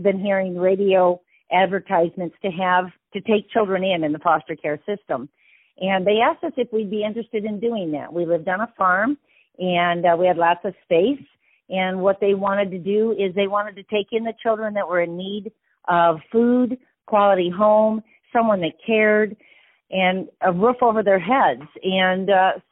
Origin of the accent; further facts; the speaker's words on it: Wisconsin, United States; I am from the Midwest and from the Wisconsin area